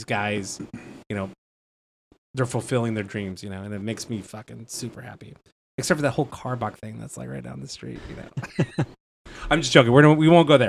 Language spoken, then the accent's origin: English; Texas, United States; I'm from Texas